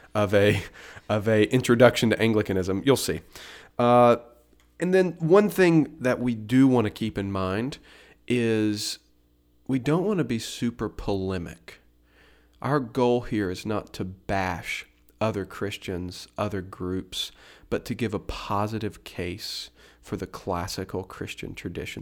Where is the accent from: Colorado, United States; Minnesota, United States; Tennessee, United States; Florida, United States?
Tennessee, United States; moved away as an adult; now in Roanoke, United States; I was, uh, born and raised in Tennessee